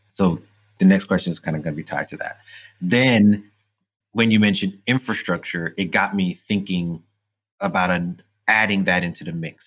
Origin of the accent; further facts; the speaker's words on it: New York City, New York, United States; growing up in Brooklyn at the time that I did in the 80s and, and 70s